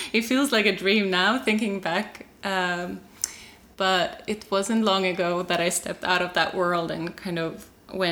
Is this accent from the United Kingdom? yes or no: no; Sweden; also born or lived in Norway; I was born in Norway and in a kind of group, collective community. And I moved to Sweden when I was 3 years old